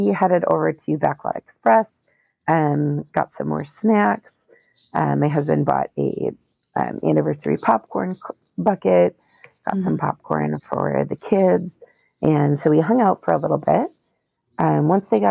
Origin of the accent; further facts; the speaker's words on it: Minnesota, United States; And we're from Minnesota.